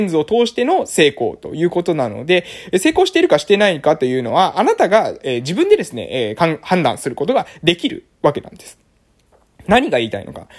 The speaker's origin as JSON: {"language": "Japanese", "area": "a village on Amami Oshima", "region": "Kagoshima", "country": "Japan", "tie": "born or raised there", "also_born_or_lived": "Fukuoka", "moved": "yes", "said": "今は、え鹿児島県の奄美大島の某村で、え地域おこし協力隊をしてます。で、地域おこし協力隊しているこの村というのは私の地元ですね。私の出身地"}